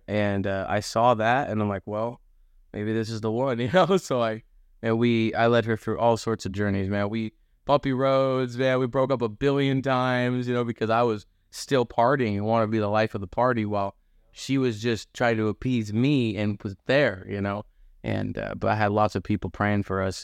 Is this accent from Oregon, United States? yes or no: yes; Monmouth, Oregon, United States; also born or lived in Dallas, Oregon / Gresham, Oregon; we grew up in Dallas, or Dallas for a bit, and then Gresham, then we moved back to Monmouth. You know, it's kinda where I grew up